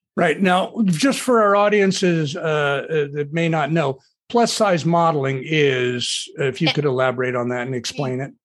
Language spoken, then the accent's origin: English; Southern California, United States; a Southern California beach bum raised in the 60s